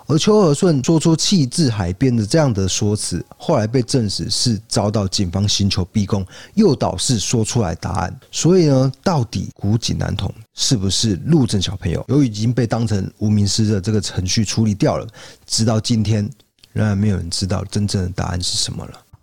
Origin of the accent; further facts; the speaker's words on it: southern Taiwan, Taiwan; 我是道地的南部人，但是我台语很烂